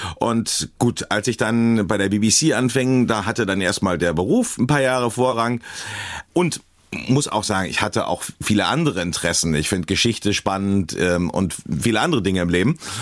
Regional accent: Berlin, Germany; moved away as an adult; now in Scotland, United Kingdom; ich komme aus Berlin

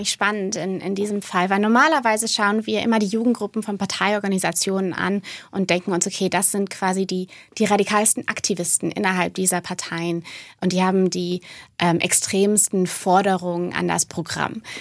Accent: Rhineland-Palatinate, Germany; Absolut, ich bin äh, Pfälzerin, ja.

